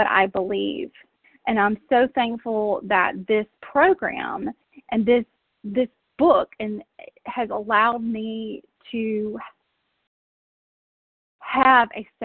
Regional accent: South Georgia, United States; now in Tennessee, United States; I grew up in South Georgia

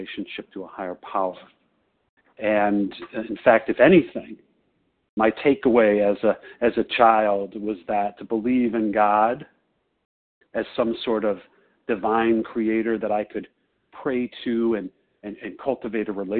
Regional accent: Chicago, Illinois, United States; I'm from Chicago

